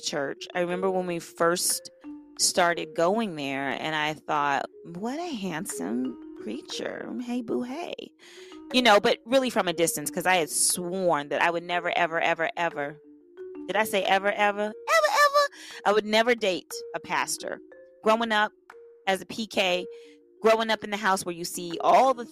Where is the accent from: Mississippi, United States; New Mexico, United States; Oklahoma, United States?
Oklahoma, United States; Tulsa; moved away as an adult; now in Los Angeles, United States; I'm from Tulsa, Oklahoma. I moved out of Tulsa when I was 19 because I wanted to come